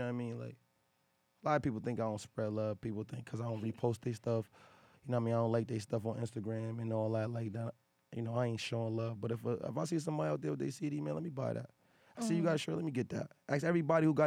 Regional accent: New Haven, Connecticut, United States; That's where I'm from. I'm from Yale

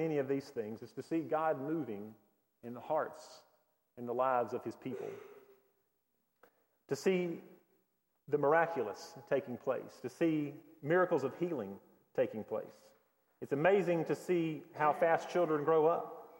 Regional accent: Hendersonville, North Carolina, United States; Growing up in Hendersonville

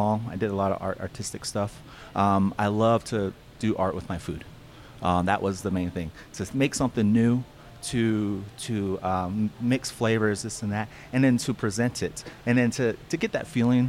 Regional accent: Navajo, New Mexico, United States; moved away as an adult; now in Flagstaff, United States; I'm originally from Navajo, New Mexico. It's a little small town north of Fort Defiance, Arizona

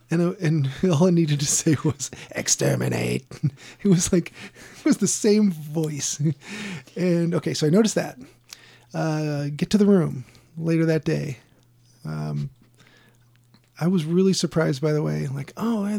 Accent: United States; I'm American.

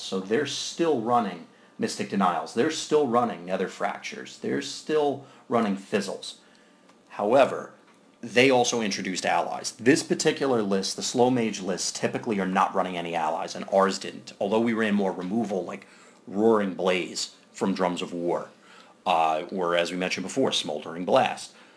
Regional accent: New Jersey, United States; I'm from Jersey.

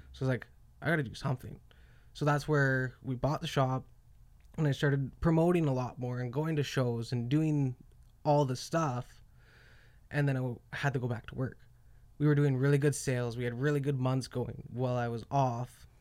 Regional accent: Calgary, Alberta, Canada; I'm from Canada

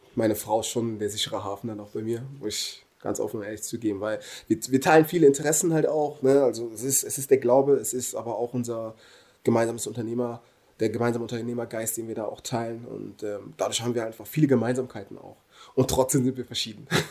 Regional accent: Germany; bin hier geboren, hier aufgewachsen und verdanke Deutschland unglaublich viel

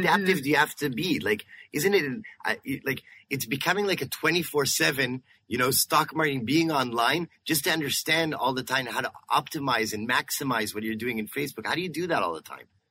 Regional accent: Canada; We're Canadians too here.

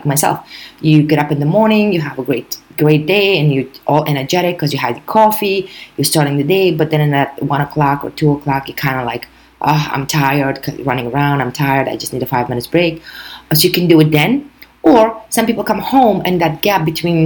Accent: New York, United States; as a New Yorker, we fast to begin with.

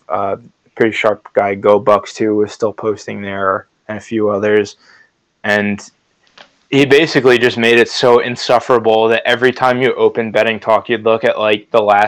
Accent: New Jersey, United States; we're both from New Jersey

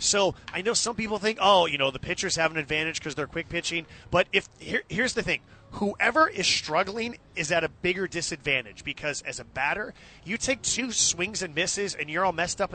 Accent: Bay Area, California, United States; I grew up in the Bay Area

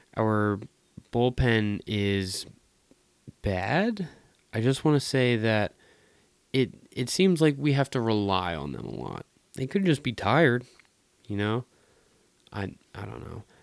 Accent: Philadelphia, Pennsylvania, United States; in my hometown

